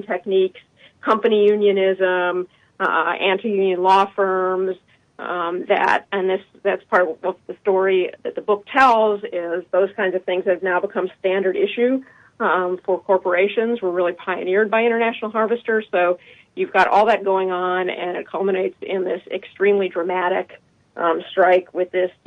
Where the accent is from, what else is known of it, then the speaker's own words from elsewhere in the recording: Chicago, Illinois, United States; I'm a Chicagoan